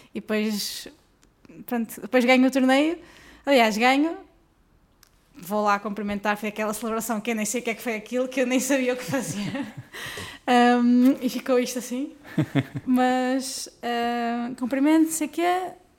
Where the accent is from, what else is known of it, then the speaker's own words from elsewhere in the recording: Guimarães, Norte, Portugal; eu sou do Norte